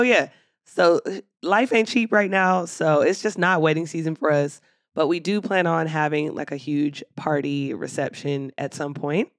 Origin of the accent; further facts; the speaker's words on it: Philadelphia, Pennsylvania, United States; now in Atlanta, United States; my hometown